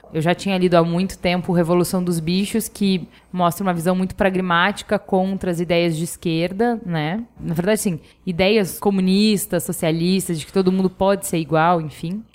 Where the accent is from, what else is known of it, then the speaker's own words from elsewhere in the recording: Porto Alegre, Rio Grande do Sul, Brazil; now in São Paulo, Brazil; a minha formação foi em Porto Alegre. Então, assim, eu fui para Porto Alegre com cinco anos